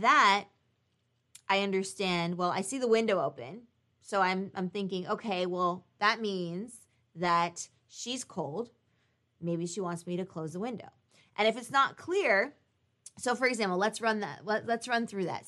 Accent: United States; we're both American

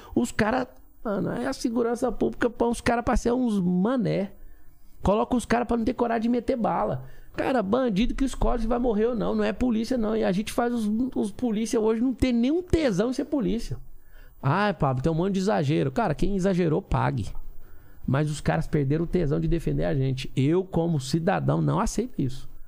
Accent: Goiás, Brazil; Eu sou sertanejo lá de Goiás

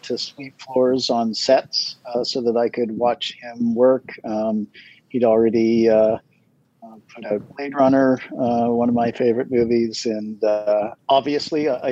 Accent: Toronto, Ontario, Canada; moved away; I grew up in Toronto, sort of the northern part of Toronto

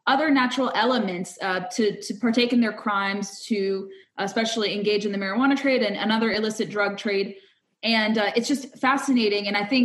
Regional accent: California, United States; I'm also a California native.

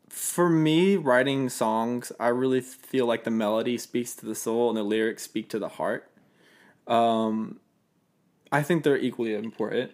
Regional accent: Fayette County, south of Atlanta, Georgia, United States; moved away as an adult; also born or lived in Kennesaw, Georgia; now in Nashville, United States; I grew up on, in the suburbs, like, south of Atlanta and, like, Fayette County

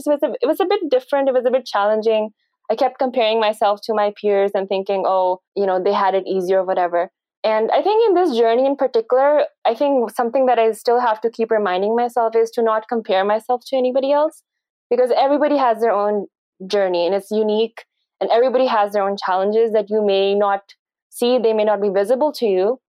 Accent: Pakistan; I did my uh, medical education from Pakistan, and I'm originally from Pakistan.

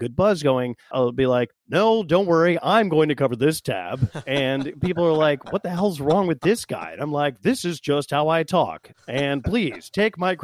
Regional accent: West Virginia, United States; born and raised in West Virginia

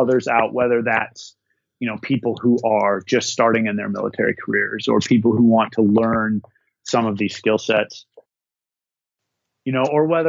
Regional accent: Minnesota, United States; up in the North Woods, my home state of Minnesota

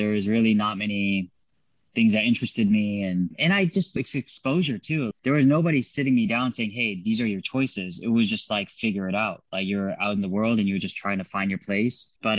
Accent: Irvine, California, United States; moved away as an adult; also born or lived in Garden Grove, California; now in Hawaii, United States; Yeah, so I was born in Garden Grove, and Garden Grove was a super sort of Korean area at the time. It's not anymore, but so Garden Grove and Little Saigon, like Westminster, Bolsa, that whole area. I was born there. I did Taekwondo and all that stuff, but I mostly grew up in Irvine

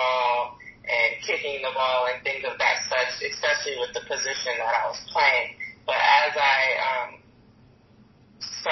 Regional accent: Charlotte, North Carolina, United States; also born or lived in Beaufort, South Carolina; My dad was in the military, so we moved around a lot before the age of 10, where I moved to Charlotte, North Carolina

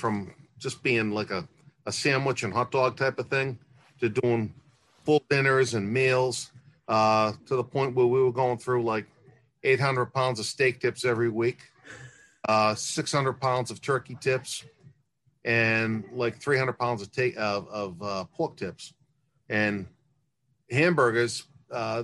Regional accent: Saugus, Massachusetts, United States; I grew up in Saugus, which was a predominantly Italian neighborhood at the time.

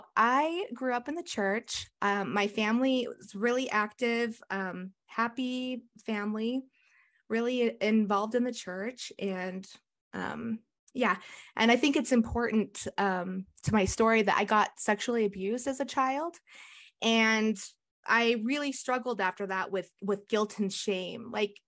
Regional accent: Cottonwood Heights, Utah, United States; I grew up in Cottonwood Heights, Utah. And that's where I live now. We're in Cottonwood Heights.

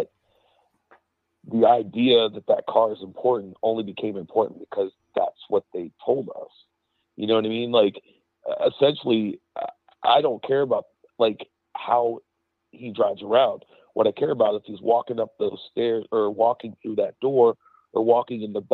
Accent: Pittsburgh, Pennsylvania, United States; moved away; originally I'm from Pennsylvania. I'm from Pittsburgh

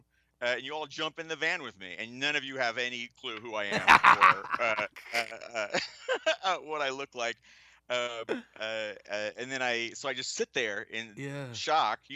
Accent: Ohio, United States; my hometown

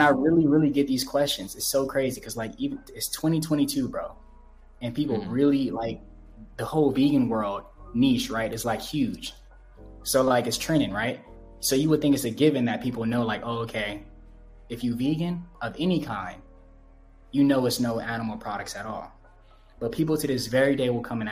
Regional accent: Los Angeles, California, United States; moved away as an adult; now in Ecuador; I grew up on 108th in Vermont

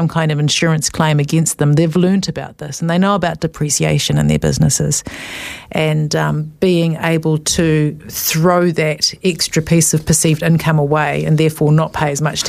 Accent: Thames Coast, Waikato, New Zealand; I'm from the Thames Coast.

